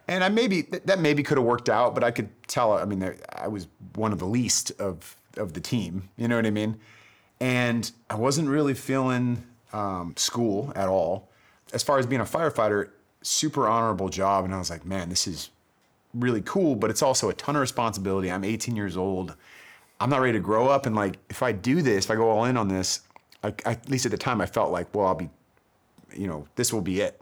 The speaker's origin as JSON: {"language": "English", "area": "Bay Area", "region": "California", "country": "United States", "tie": "born or raised there", "also_born_or_lived": "San Diego / Los Angeles", "moved": "as an adult", "said": "I grew up in the Bay Area"}